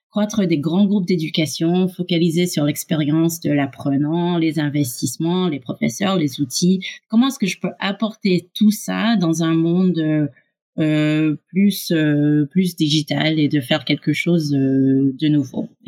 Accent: Canada; accent: French; also born or lived in United States; now in France; Comme tu peux l'entendre, j'ai un petit accent français. Je suis franco-américaine canadienne. J'ai grandi au Canada et aux USA.

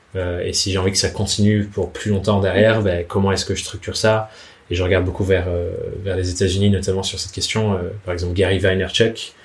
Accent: Dordogne, Nouvelle-Aquitaine, France; moved away as an adult; also born or lived in Paris; je venais de Dordogne, j'arrivais à Paris, c'était ma première année à Paris

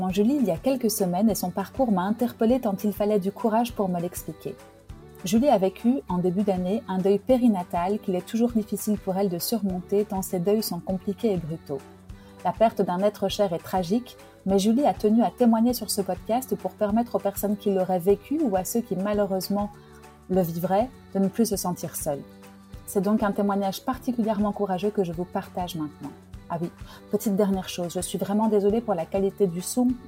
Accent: Nîmes, Occitania, France; born there; donc je suis née à Nîmes.

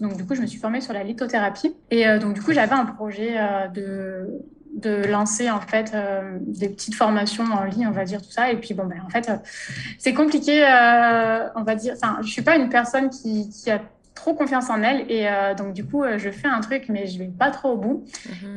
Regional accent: Ardèche, Auvergne-Rhône-Alpes, France; moved away as an adult; also born or lived in Malta; now in Mauritius; je viens d'Ardèche

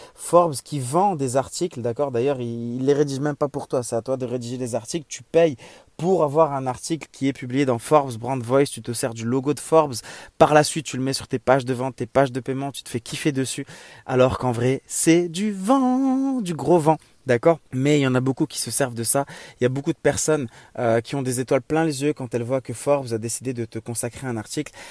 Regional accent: Morocco; moved away as an adult; also born or lived in Germany / Strasbourg, France; revenir vivre Au soleil, dans mon pays natal, le Maroc

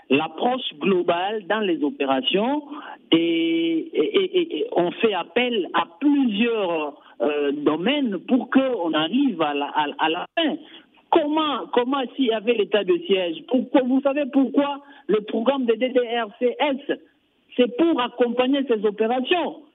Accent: Ituri, DR Congo; ici, chez nous, en Ituri

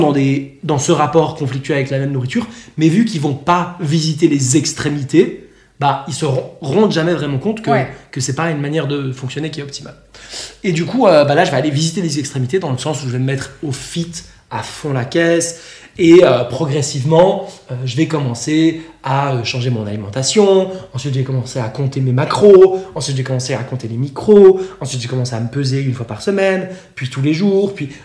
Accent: Switzerland; moved away as an adult; now in Bali, Indonesia; à la base, je viens de Suisse

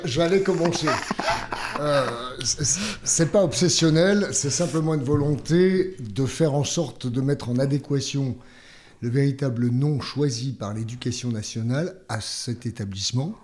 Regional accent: Langres Plateau, Grand Est, France; je, viens du coin le plus froid de France. Euh, du, plateau. Alors, on rivalise avec Mout, ah, du plateau de Langres.

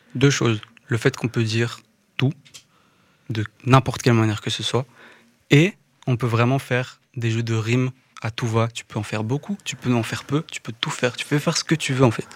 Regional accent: Woluwe-Saint-Lambert, Brussels-Capital Region, Belgium; je viens de Woluwe et Saint-Lambert, donc Bruxelles, hein, ici, la zone.

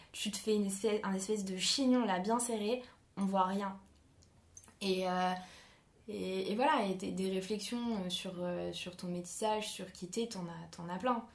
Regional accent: France; je suis française

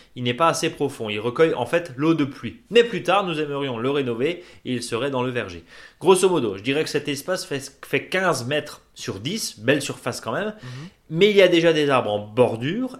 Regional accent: Alsace, Grand Est, France; de la vallée de Munster chez nous en Alsace

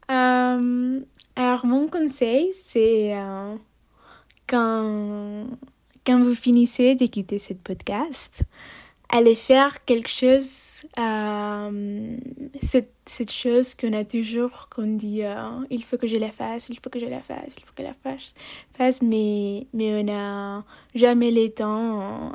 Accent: Barcelona, Catalonia, Spain; French is a second language; moved away as an adult; chez moi à Barcelone

